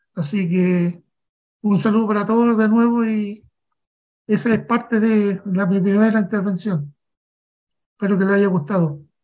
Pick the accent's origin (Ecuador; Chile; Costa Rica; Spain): Chile; born or raised there